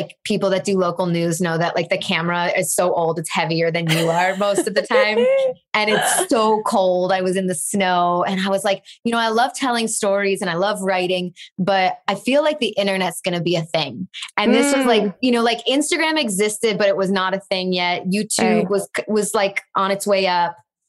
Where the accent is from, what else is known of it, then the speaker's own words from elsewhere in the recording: Chicago, Illinois, United States; now in Los Angeles, United States; I grew up in Chicago.